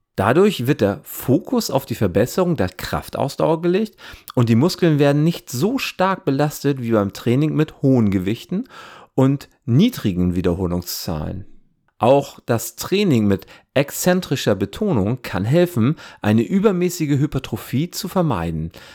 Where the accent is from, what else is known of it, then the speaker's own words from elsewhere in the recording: Wesermarsch, Lower Saxony, Germany; Ich bin in der Wesermarsch aufgewachsen